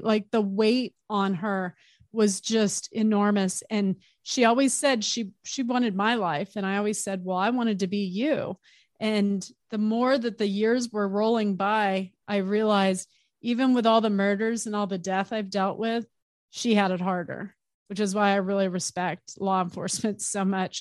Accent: Arizona, United States; I grew up in Arizona

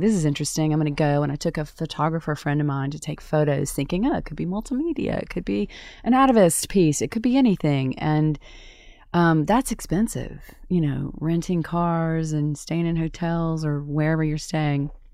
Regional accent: Tupelo, Mississippi, United States; moved away as an adult; my hometown of Tupelo, Mississippi

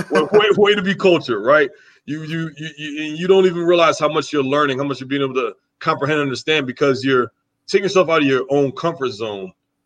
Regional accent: New Jersey, United States; moved away; also born or lived in Wisconsin; I'm from New Jersey. I'm from South Jersey. My father's from the city.

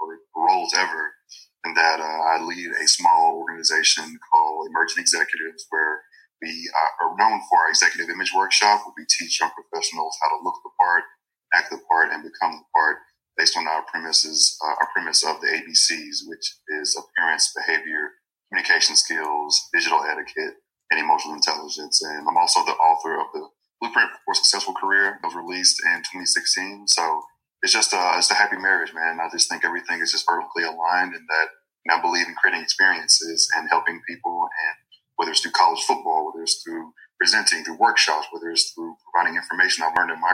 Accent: North Mississippi, United States; moved away; also born or lived in Texas; I'm born and raised in Greater Mississippi

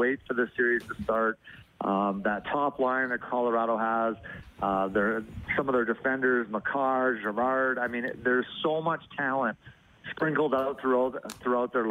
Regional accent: Sherwood Park, Alberta, Canada; now in Arizona, United States; I grew up in Sherwood Park

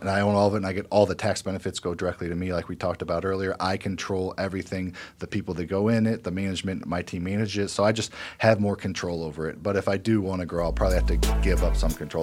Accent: Midwest, United States; I grew up in the Midwest, m, lower middle class

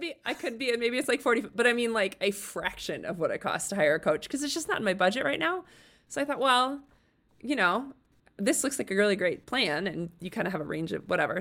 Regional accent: Chicago, Illinois, United States; moved away as an adult; also born or lived in Littleton, Colorado; I'm from the Chicago ar-, area originally. And so we moved back here

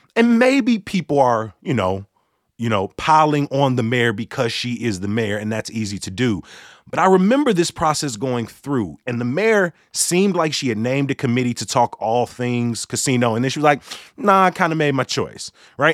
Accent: Chicago, Illinois, United States; Growing up on the South Side

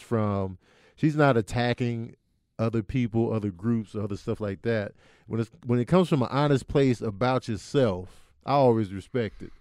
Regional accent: Chicago, Illinois, United States; growing up in Chicago, Jordan era

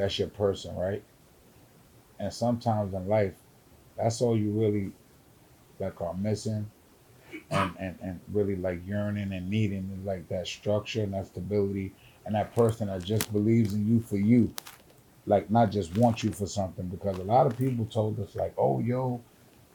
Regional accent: New York City, New York, United States; the Bronx

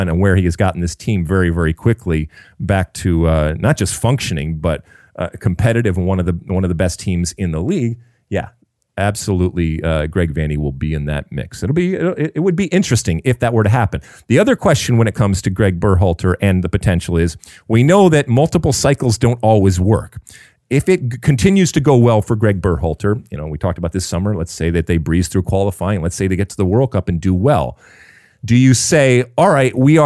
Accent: Detroit, Michigan, United States; from Detroit, from my hometown

